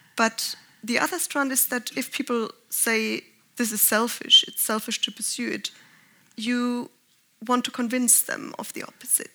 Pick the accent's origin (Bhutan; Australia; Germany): Germany; I'm from Germany